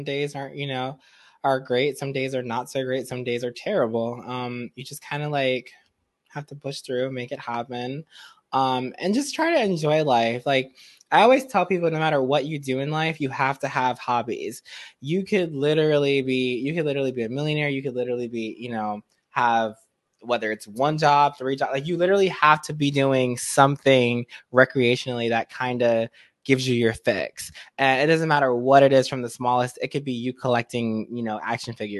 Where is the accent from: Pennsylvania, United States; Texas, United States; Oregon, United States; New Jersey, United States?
New Jersey, United States; Jersey City; I grew up in Jersey City, New Jersey